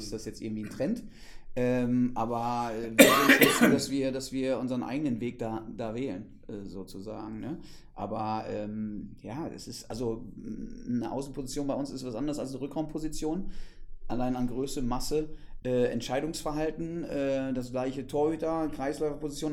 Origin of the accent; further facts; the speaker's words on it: West Germany, Germany; now in Potsdam, Germany; seitdem ich hier bin im Osten, als Wessi